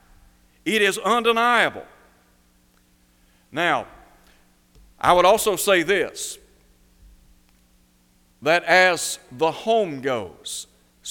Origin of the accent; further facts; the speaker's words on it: Chattanooga, Tennessee, United States; When I was growing up in Chattanooga, Tennessee, I went to a public school